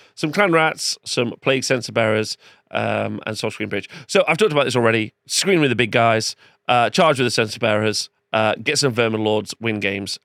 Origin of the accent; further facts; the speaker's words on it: Nottingham, East Midlands, United Kingdom; in my hometown